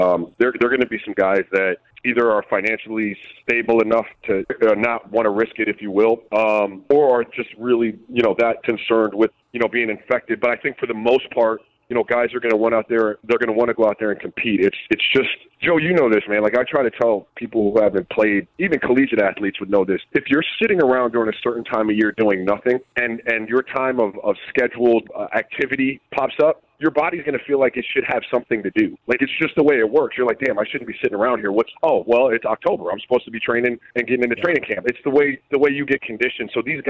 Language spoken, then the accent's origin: English; U.S. Virgin Islands; And I grew up in the Virgin Islands, so we didn't get every NBA game at the time.